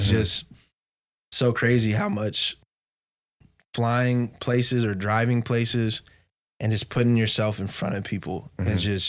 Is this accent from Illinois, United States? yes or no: no; West Covina, California, United States; also born or lived in Boise / Ontario; now in San Diego, United States; I was like, oh, I'm from West Covina. I used to live in Boise. I lived in Ontario. I live in San Diego.